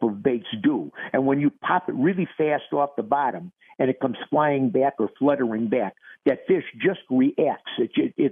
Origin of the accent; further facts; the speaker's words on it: Minnesota, United States; my home state of Minnesota